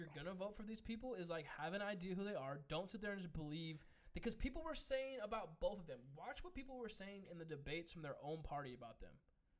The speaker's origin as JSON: {"language": "English", "region": "California", "country": "United States", "said": "we're from California."}